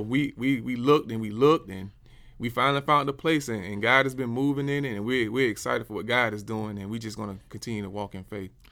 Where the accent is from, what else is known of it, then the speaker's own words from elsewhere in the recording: Dothan, Alabama, United States; moved away as an adult; also born or lived in Columbus, Georgia / Atlanta, Georgia; I'm from Dothan, Alabama, born and raised.